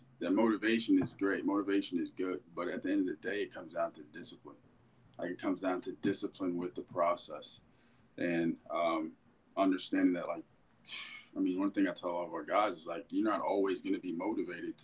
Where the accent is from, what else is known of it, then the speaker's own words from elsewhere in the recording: Dayton, Ohio, United States; I'm from Dayton, Ohio